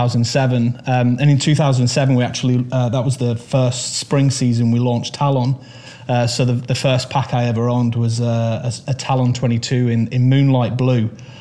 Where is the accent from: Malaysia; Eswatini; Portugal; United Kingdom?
United Kingdom; Manchester, North West England; I was born in Manchester. I lived on Marsden Moor and kind of Saddleworth Moor